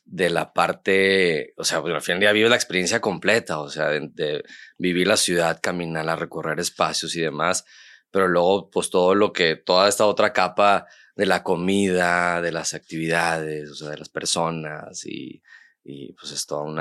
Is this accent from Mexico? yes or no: yes; Monterrey, Nuevo León, Mexico; yo, yo, nací aquí en Monterrey. Y estoy viviendo aquí mucho tiempo.